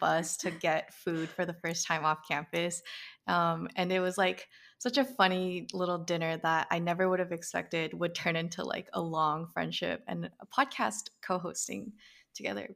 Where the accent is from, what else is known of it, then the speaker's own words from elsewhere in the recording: Bay Area, California, United States; growing up in the Bay Area